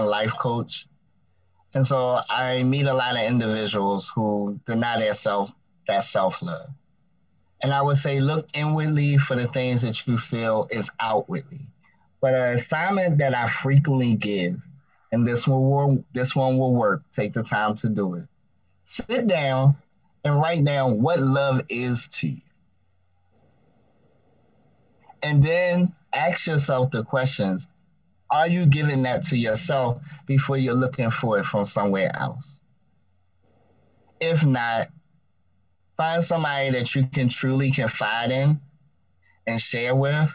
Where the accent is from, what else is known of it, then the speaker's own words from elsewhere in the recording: Baltimore, Maryland, United States; I now reside in the lovely state of Maryland, in the wonderful city of Baltimore